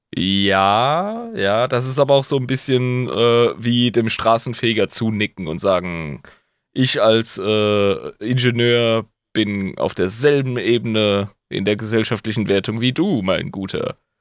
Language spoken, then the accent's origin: German; Rhineland-Palatinate, Germany; ich als Pfälzer